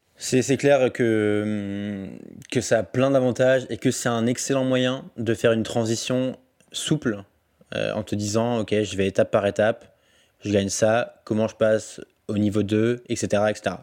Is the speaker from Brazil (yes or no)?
no; Alsace, Grand Est, France; je suis alsacien de base, donc j'ai grandi. En fait, j'habite j'habite près de Bâle et près de Fribourg